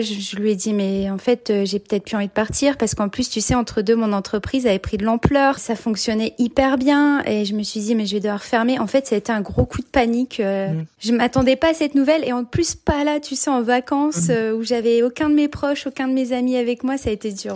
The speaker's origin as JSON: {"language": "French", "country": "France", "also_born_or_lived": "Senlis", "moved": "as an adult", "lives_now": "Jerusalem, Israel", "said": "Je suis mariée et en fait on vient de France. On habitait euh, avant d'emménager ici en Israël"}